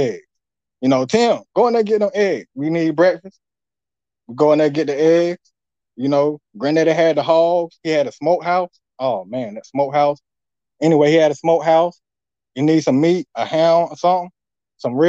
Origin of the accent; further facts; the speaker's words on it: Greenville, North Carolina, United States; I'm from North Carolina. City called Greenville, on the outskirts